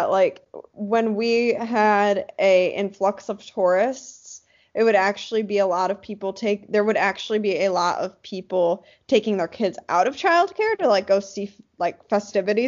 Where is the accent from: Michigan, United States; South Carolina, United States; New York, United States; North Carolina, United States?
Michigan, United States; Jake and I grew up in a tourist town. I mean, not as touristy as Hawaii, but it's a very seasonal tourist town in Michigan